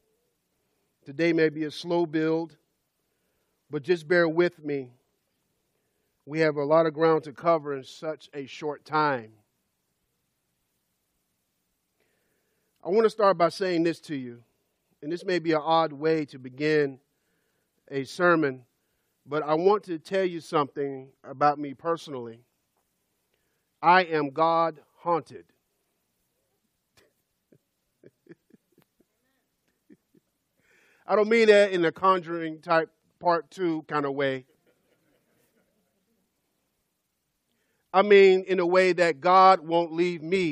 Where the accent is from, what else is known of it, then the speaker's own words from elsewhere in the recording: Birmingham, Alabama, United States; I grew up in Birmingham, Alabama, in the 70s and the 80s